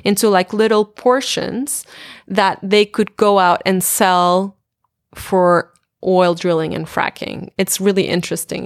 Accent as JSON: {"language": "English", "country": "Portugal", "tie": "born or raised there", "said": "in my hometown"}